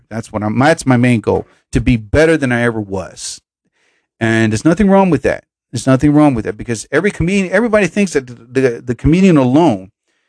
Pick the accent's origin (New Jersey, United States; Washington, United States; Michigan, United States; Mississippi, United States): New Jersey, United States; I love my home state